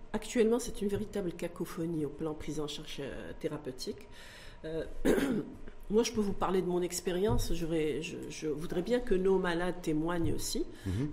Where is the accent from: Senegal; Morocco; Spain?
Morocco; chez nous au Maroc